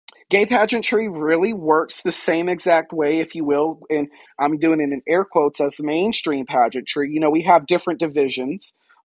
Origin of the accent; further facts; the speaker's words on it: Fayetteville, North Carolina, United States; now in Wilmington, United States; I answer to that name professionally and legally. I'm originally from Fayetteville, North Carolina. I now reside in Wilmington, North Carolina.